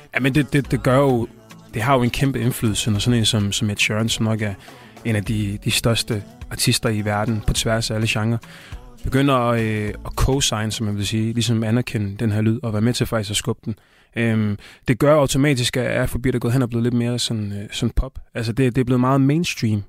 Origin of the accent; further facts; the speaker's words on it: Tanzania; now in Denmark; Østafrika, Tanzania, hvor jeg kommer fra